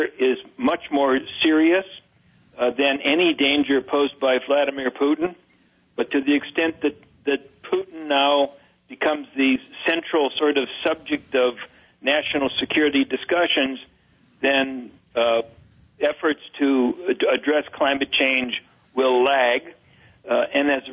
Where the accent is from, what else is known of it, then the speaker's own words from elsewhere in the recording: United States; I'm an American